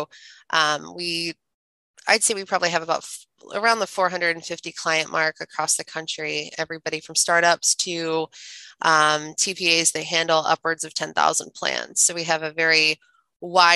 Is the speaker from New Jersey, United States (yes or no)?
no; Central Ohio, United States; moved away as an adult; also born or lived in Charlotte, North Carolina; I grew up in Central Ohio to the most amazing parents on the planet.